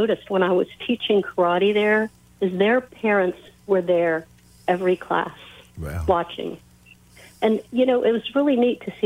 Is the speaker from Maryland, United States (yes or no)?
yes; Frederick, Maryland, United States; I grew up here in Frederick